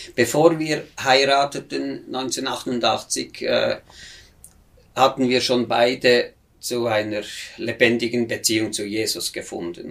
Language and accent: German; near Bern, Switzerland; moved away as an adult; ich bin natürlich aus sehr bürgerlichem Haus in, im Zentrum der Schweiz, in der Nähe von Bern, da bin ich aufgewachsen